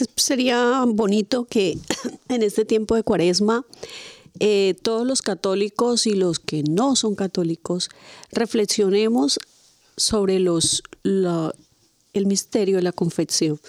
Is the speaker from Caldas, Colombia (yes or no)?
no; Padilla, Cauca, Colombia; moved away; en mi pueblo, eh, pues todos, un pueblo pequeño en Colombia que se llama Padilla